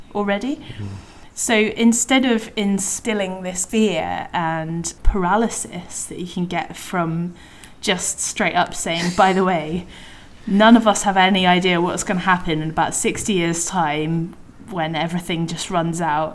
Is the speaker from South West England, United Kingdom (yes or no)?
yes; Devon, South West England, United Kingdom; I was brought up in Devon